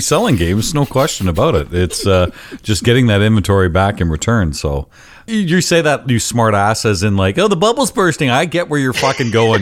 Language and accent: English; London, Ontario, Canada; London, Ontario, where I have uh, a lot of interest in, in pinball and, and, it's my hometown